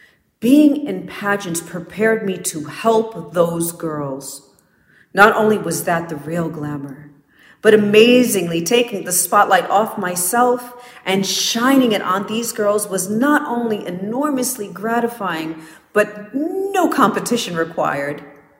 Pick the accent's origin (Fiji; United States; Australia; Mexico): United States; Orange, New Jersey; Growing up in Orange, New Jersey wasn't always pretty, but it certainly taught me to earn what I went after